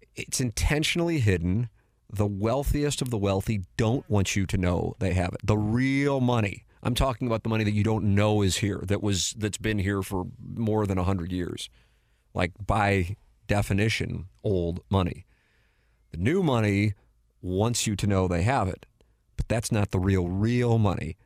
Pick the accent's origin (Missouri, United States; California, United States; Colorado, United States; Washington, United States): Missouri, United States; St. Louis; I went to Saint Louis U High, but I grew up in South City